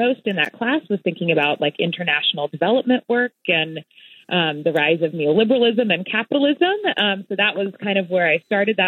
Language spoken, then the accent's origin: English; Nashville, Tennessee, United States; moved away as an adult; also born or lived in Boone, North Carolina; now in Madison, United States; I grew up in Nashville, Tennessee, a little outside of the city